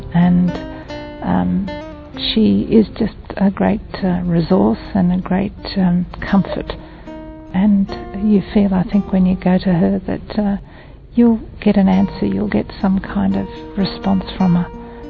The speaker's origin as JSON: {"language": "English", "country": "Australia", "said": "I come from Australia."}